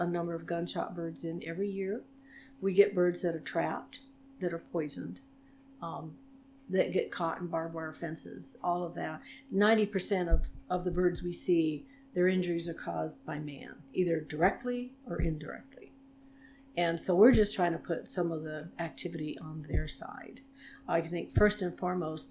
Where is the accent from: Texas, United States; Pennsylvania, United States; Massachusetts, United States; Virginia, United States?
Massachusetts, United States; Worcester County; I grew up in Massachusetts, in the middle of what they call the sticks out there, in the middle of Worcester County